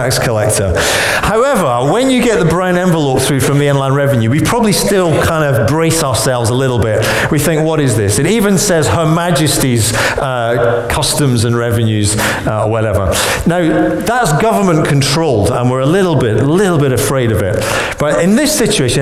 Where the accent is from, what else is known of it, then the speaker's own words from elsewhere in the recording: Scotland, United Kingdom; now in Birmingham, United Kingdom; as a Scot